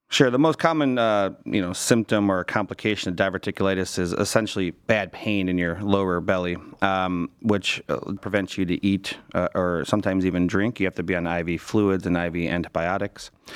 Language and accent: English; Cleveland, Ohio, United States; Born and raised in Cleveland